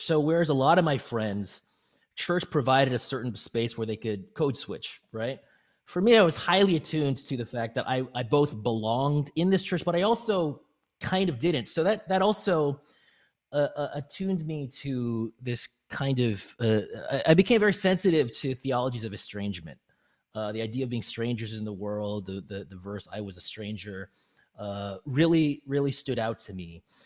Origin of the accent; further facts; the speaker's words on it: British Columbia, Canada; now in United States; I'm actually Asian Canadian American, uh, so I grew up in British Columbia